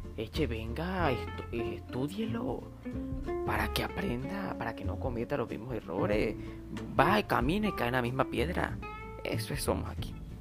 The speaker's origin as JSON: {"language": "Spanish", "town": "San Juan del Cesar", "region": "La Guajira", "country": "Colombia", "said": "como sanjuanero de la Guajira que soy"}